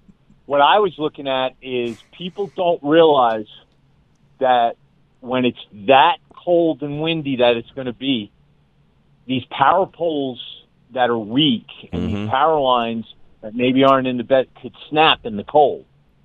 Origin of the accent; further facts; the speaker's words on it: Northeast, United States; moved away; I grew up in the Northeast